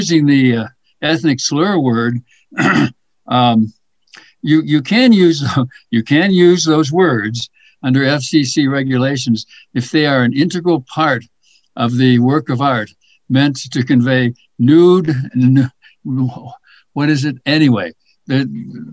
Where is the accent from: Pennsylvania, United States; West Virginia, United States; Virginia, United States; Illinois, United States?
Illinois, United States; Chicago; as a kid growing up in the Chicago area